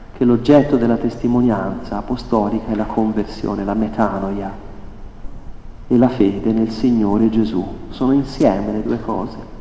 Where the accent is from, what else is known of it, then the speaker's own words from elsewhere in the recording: Italy; noi italiani